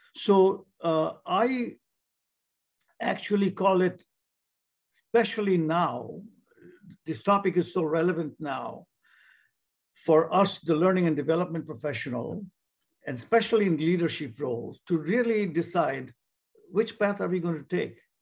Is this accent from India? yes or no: yes; India; moved away; I was born in India